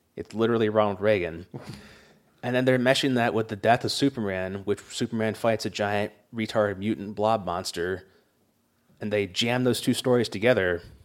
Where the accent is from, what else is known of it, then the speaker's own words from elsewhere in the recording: England, United Kingdom; moved away; Grant and I grew up in England